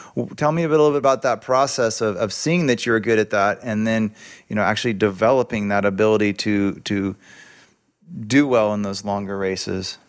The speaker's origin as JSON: {"language": "English", "town": "Sebastopol", "region": "California", "country": "United States", "tie": "born or raised there", "said": "growing up in Sebastopol in nineteen eighty-eight"}